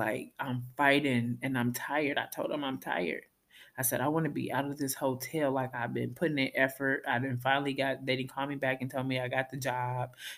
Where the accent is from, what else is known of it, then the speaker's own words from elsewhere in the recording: Minnesota, United States; moved away; I'm from Minnesota, where we're nice